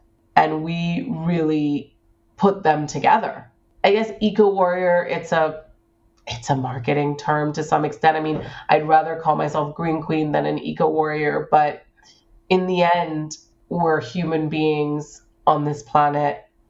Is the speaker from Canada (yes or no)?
no; Hong Kong; born there; also born or lived in United States / Singapore / South America; I was born in Hong Kong. I went to university in the United States. I spent 3 years of my high school life in Singapore. I then lived in South America.